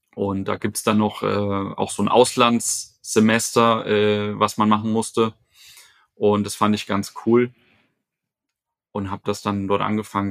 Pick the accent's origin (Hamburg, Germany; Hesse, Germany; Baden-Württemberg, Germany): Hesse, Germany; Fulda; also born or lived in Lisbon; now in Frankfurt, Germany; komme ursprünglich aus Fulda, bin also gebürtiger Hesse